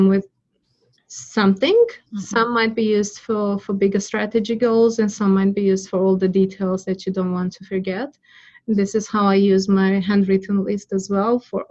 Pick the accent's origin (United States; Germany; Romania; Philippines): Romania; now in Australia; I don't have my parents here in Australia. I'm originally from Romania.